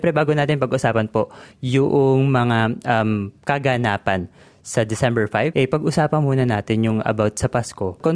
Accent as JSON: {"language": "Tagalog", "country": "Philippines", "lives_now": "Australia", "said": "Kilala po tayo, di ba, bilang Pilipino na pag nagse-celebrate magarbo, marami po tayong handaan"}